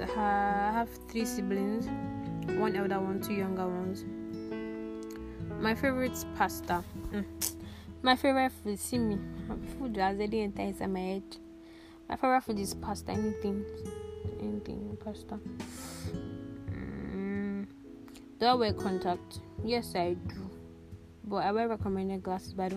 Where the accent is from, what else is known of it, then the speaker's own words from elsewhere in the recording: Lagos, Nigeria; also born or lived in Ado Ekiti; I was born in Lagos State